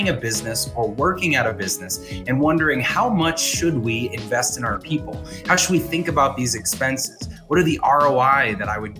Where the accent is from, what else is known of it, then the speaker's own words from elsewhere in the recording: Boston, Massachusetts, United States; I grew up in the Boston area